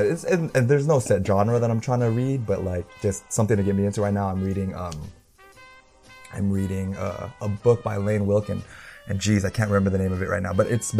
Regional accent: Northern California, United States; also born or lived in Philippines (ancestry); now in Southern California, United States; I'm from NorCal

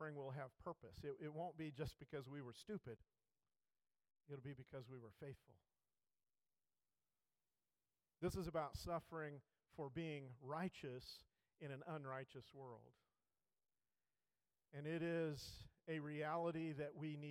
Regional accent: United States; us as American Christians

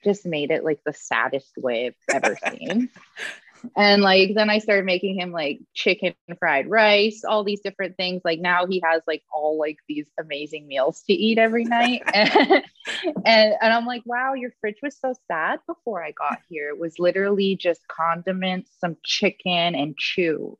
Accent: Edmonton, Alberta, Canada; I am from Alberta. I'm from Edmonton. So obviously, I got to cheer on my hometown, the Oilers

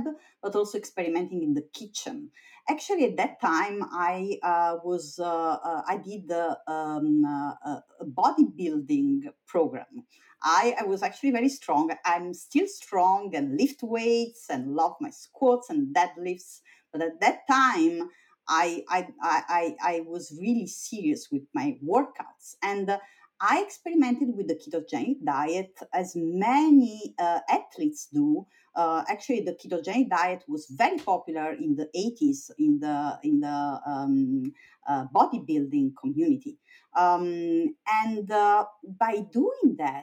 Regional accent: Italy; moved away as an adult; also born or lived in Vienna, Austria / Oxford, United Kingdom / Stanford, United States; now in United States; I was born in Italy

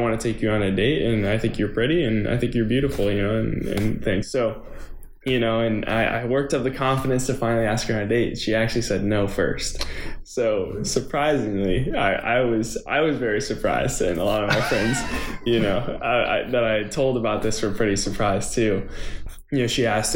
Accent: Tarpon Springs, Florida, United States; moved away as an adult; also born or lived in Clemson, South Carolina; now in Nashville, United States; I'm from Tarpon Springs, Florida in the Tampa Bay area, and went to elementary school, middle school, high school all there

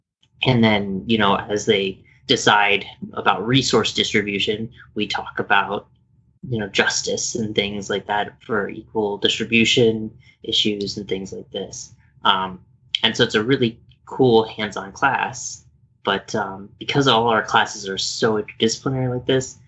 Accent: Landstuhl, Rhineland-Palatinate, Germany; born there; Yes. So I was born in Landstuhl, Germany. Yep, I was raised Catholic.

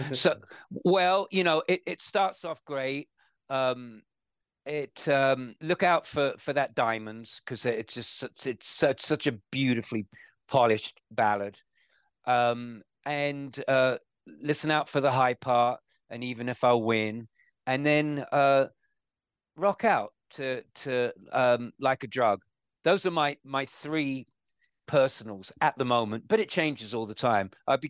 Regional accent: London, United Kingdom; But it's a great place for a city boy like me, you know, growing up in Holland Park and Shepherd's Bush and London.

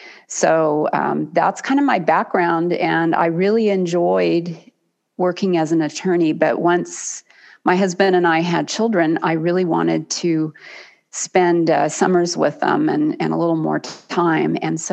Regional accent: Los Gatos, California, United States; moved away as an adult; also born or lived in Davis, California / Washington, D.C.; now in Fresno, United States; So I grew up in the Bay Area in Los Gatos, and enjoyed it there. So I'm from the Bay Area. My family still lives in the Bay Area

